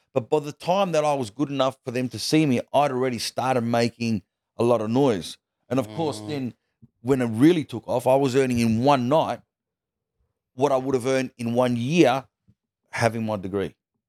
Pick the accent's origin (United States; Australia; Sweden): Australia; it's a special thing to do a show in New York because of, you know, especially as an Australian